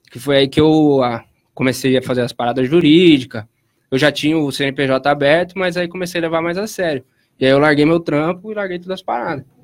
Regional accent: Piracicaba, São Paulo, Brazil; nasci em 1994, aqui na cidade de Piracicaba mesmo

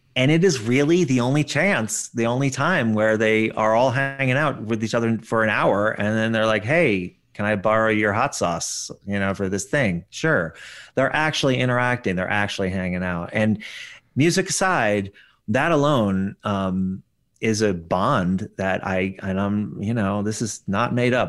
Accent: Paonia, Colorado, United States; my hometown series, which is Peonia

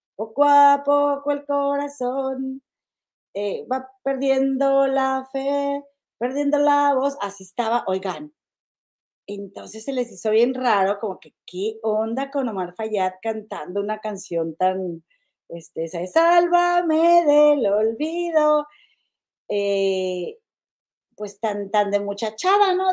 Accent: Monterrey, Nuevo León, Mexico; somos mi comadre Gema y yo de Monterrey

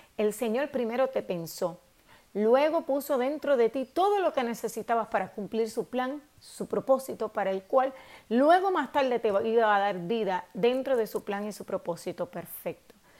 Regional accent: Puerto Rico; nosotros los puertorriqueños

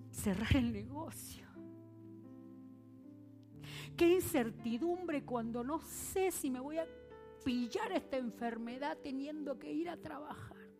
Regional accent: Argentina; moved away; A mí me parece que todo el mundo se da cuenta que soy argentina, que sí. ¿Sí? ¿Se nota que soy argentina? Voy a Argentina y dicen, no hables así.

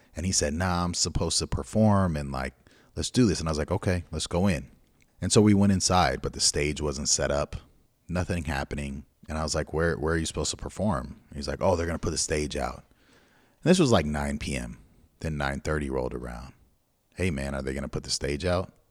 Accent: Pasadena, California, United States; we're from Pasadena. And Pasadena is known as blood gang territory, at least where we grew up

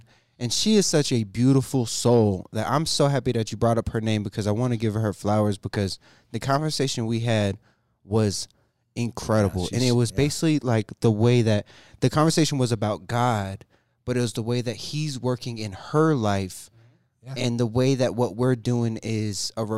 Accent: North Carolina, United States; I'm from North Carolina

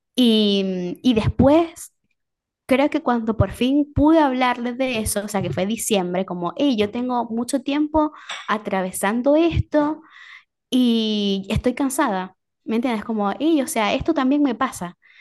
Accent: Venezuela; moved away

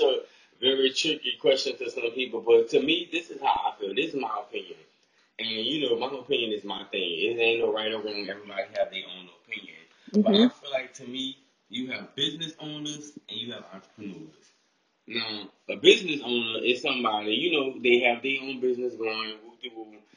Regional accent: New Orleans, Louisiana, United States; moved away as an adult; also born or lived in McComb, Mississippi; now in Hattiesburg, United States; I'm from New Orleans, so shout out to the 504.

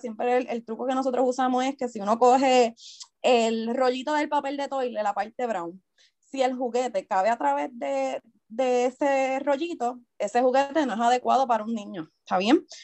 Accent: Isabela, Puerto Rico; yo soy natural de Isabela, Toda mi vida me he criado en Isabela

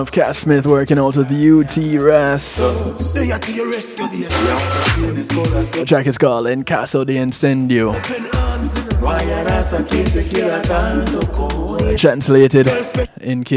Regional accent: Jamaica; Growing up in Jamaica

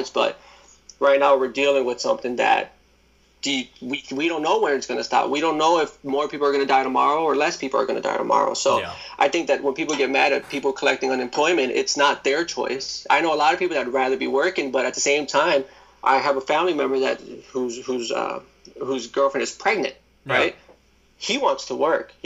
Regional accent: New York City, New York, United States; I was born in Brooklyn

